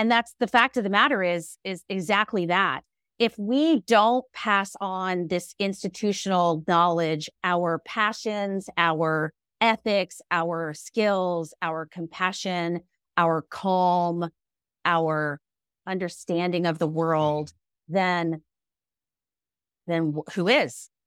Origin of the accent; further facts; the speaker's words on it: Alexandria, Virginia, United States; my group practice in my hometown of Alexandria, Virginia